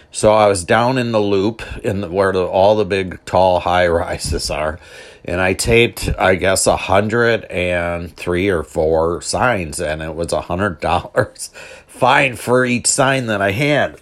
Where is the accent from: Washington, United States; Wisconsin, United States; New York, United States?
Wisconsin, United States; Milwaukee; I'm from Milwaukee